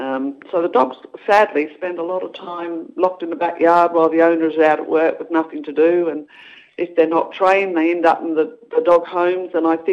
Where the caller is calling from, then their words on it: Stoneville, Western Australia, Australia; I'm calling from Stoneville, which is east of Perth in WA.